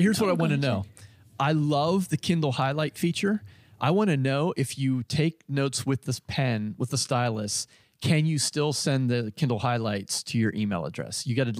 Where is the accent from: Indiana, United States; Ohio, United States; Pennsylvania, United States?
Pennsylvania, United States; When I was a wee lad growing up in Western Pennsylvania, I often dreamt of spending Thanksgiving Day recording a podcast and talking about writing.